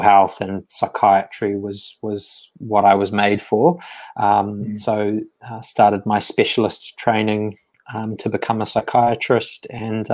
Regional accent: New Zealand; moved away; grew up in sort of a rural town in New Zealand, and did all my sort of school and things there.

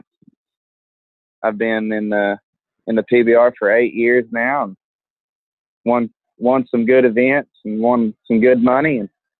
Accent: Fort Gibson, Oklahoma, United States; I'm from Fort Gibson, Oklahoma.

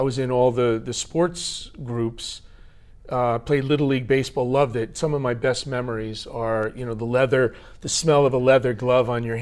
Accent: New Jersey, United States; moved away as an adult; now in Tokyo, Japan; I was born in New Jersey

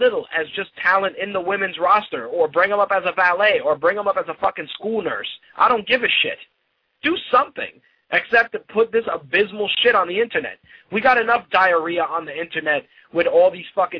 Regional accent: New York City, New York, United States; I grew up in the Bronx during the 80s when crack was prevalent

